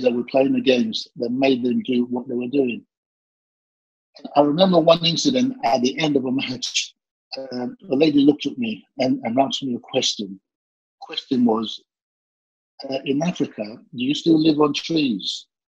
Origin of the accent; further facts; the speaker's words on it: London, United Kingdom; Yeah, you're right, Southeast London.